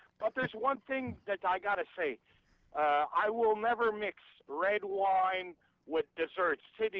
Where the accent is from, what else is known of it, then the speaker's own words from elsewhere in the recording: Montreal, Quebec, Canada; I'm from Montreal. Paid my studies as working as a chef, and I got a transport company in Montreal. And, of course, my mom was French, and my father was Italian.